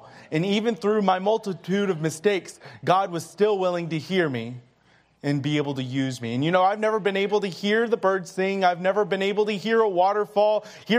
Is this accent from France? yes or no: no; Greenville, South Carolina, United States; So I grew up in Greenville, South Carolina. My parents were both hearing, and all of my siblings were hearing, so I was the only deaf in my family.